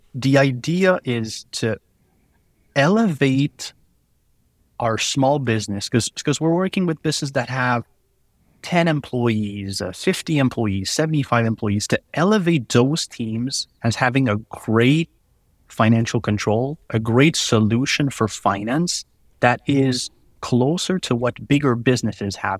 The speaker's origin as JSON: {"language": "English", "region": "Quebec", "country": "Canada", "accent": "French", "second_language": "English"}